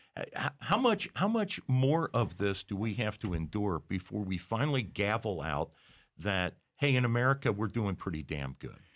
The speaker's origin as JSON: {"language": "English", "region": "Ohio", "country": "United States", "said": "I'm not proud of being an Ohioan"}